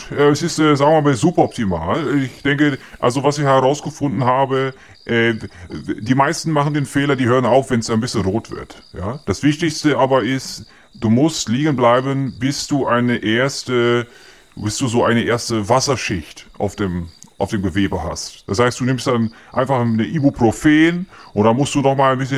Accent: North Germany, Germany; Ich bin äh, ursprünglich bin ich aus dem Norden und äh, ich bin immer sehr blass gewesen in meiner Jugend.

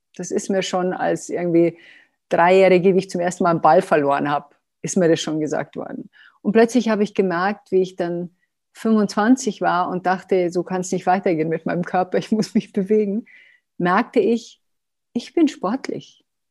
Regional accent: Germany; wir sind auch Deutsche

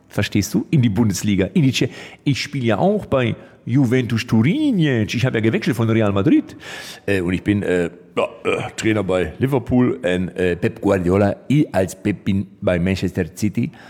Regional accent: Lippstadt, North Rhine-Westphalia, Germany; Liebstadt, Liebstadt. Das ist meine Heimatstadt. Das ist in Westfalen.

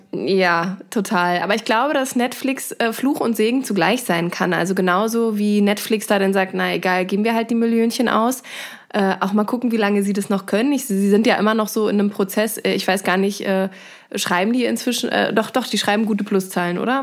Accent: Germany; now in Dresden, Germany; wir als Europäer oder insbesondere auch als ähm, Deutsche

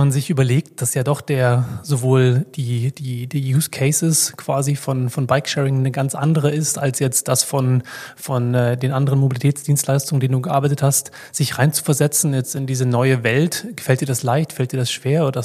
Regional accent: Hamburg, Germany; Ich finde es ja immer wieder schön, als Hamburger in Berlin zu sein.

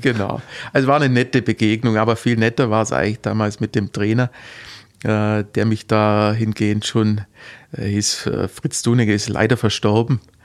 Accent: Heuchlingen, Baden-Württemberg, Germany; also born or lived in Heidenheim; now in Gerstetten, Germany; Ich, ja, geboren in Heidenheim und aufgewachsen in, in Heuchlingen

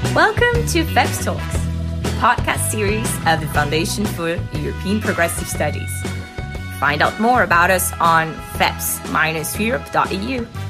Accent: Denmark; I'm from Denmark

